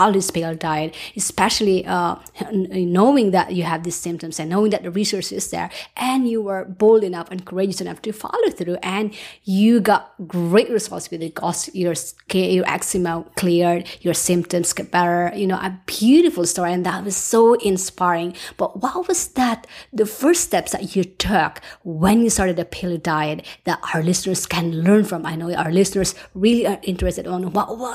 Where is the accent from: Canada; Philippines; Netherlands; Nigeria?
Philippines; moved away; I grew up in the Philippines, and rice was our staple food